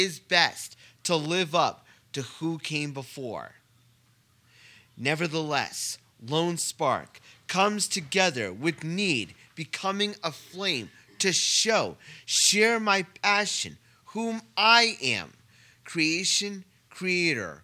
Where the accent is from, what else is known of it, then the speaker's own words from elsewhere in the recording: Saugerties, New York, United States; I'm from Saugerties myself.